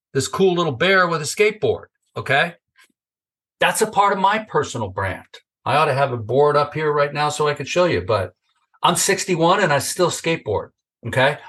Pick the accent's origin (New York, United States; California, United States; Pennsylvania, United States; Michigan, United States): California, United States; Northern; I grew up in Northern California